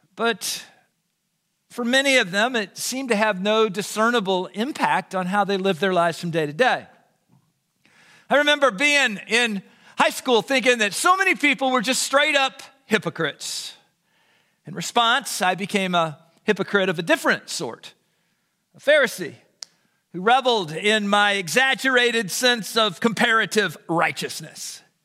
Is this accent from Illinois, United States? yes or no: yes; Southern Illinois, United States; I was raised in the Southern Illinois incarnation of the Jesus Revolution